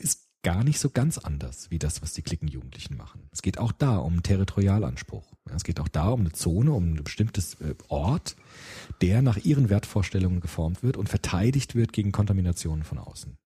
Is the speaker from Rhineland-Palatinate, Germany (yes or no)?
no; Frankfurt, Hesse, Germany; Ich bin ja auch in Rödelheim aufgewachsen